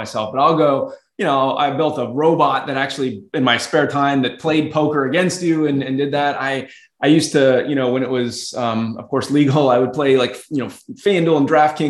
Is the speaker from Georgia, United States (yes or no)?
yes; Atlanta, Georgia, United States; moved away as an adult; also born or lived in Boston, Massachusetts; I was born in Atlanta, Georgia. So originally from the South, but moved up to the Northeast early in my career for grad school